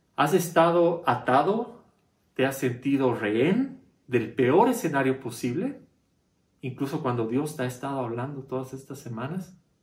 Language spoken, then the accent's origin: Spanish; Bolivia; para nosotros somos bolivianos